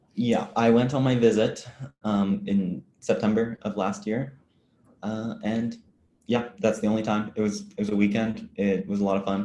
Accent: Ottawa, Ontario, Canada; also born or lived in London, Ontario; I'm in London, Ontario, Canada right now, oh. but I'm oh. from Ottawa, the capital

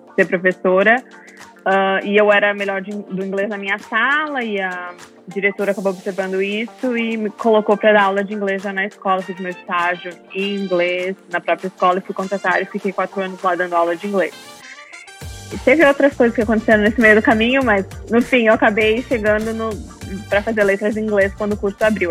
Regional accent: Caxias do Sul, Rio Grande do Sul, Brazil; moved away as an adult; also born or lived in Frisco, Texas; now in Melissa, United States; eu sou de Caxias do Sul, uh, nasci e cresci no Rio Grande do Sul, no Brasil, e estou morando no Texas há 5, 6 anos

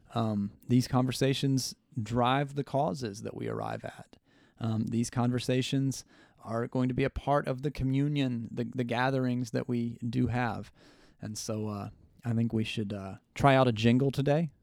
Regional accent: United States; as the American people

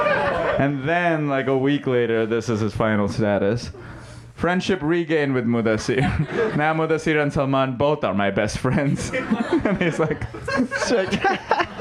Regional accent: Mumbai, Maharashtra, India; moved away; I'm Indian. If you can't tell, I grew up in Mumbai in India

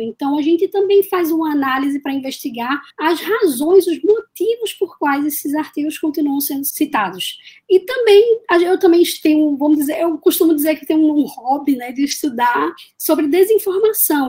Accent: Recife, Pernambuco, Brazil; eu sou de Recife, Pernambuco, e eu falo aqui da Universidade Federal de Pernambuco. Na verdade, eu costumo brincar que eu nasci aqui na UFPE

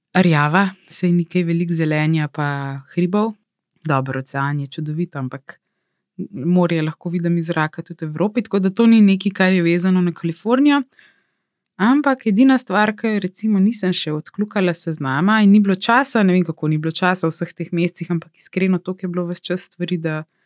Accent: Slovenia; moved away as an adult; now in Los Angeles, United States; sem gledala iz Slovenije

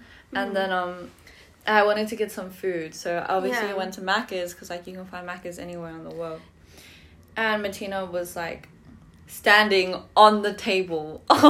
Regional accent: Hawaii, United States; Yeah, I am from Hawaii.

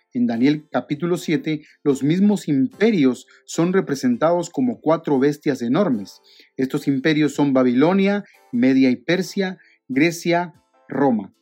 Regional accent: Guatemala; en mi país, en Guatemala

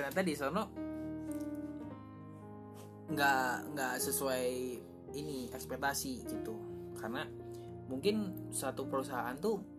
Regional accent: East Java, Indonesia; karena aku asalnya dari Jawa Timur yang jauh gitu kan

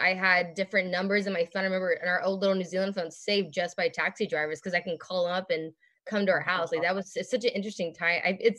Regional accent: Southern California, United States; because I'm from Southern California, which is like near LA.

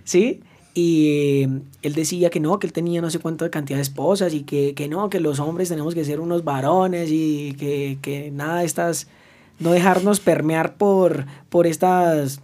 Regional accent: the Llanos, Arauca, Colombia; yo no soy de la capital, yo soy de Arauca, de los llanos

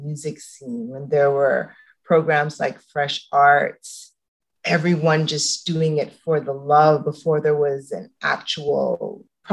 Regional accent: Toronto, Ontario, Canada; I grew up in the Don Mills area.

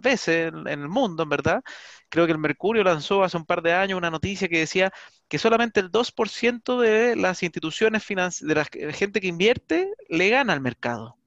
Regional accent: Chile; nosotros como chilenos somos muy de invertir de repente

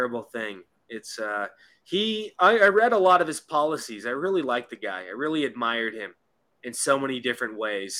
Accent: Seattle, Washington, United States; now in Palm Springs, United States; I'm originally from Seattle

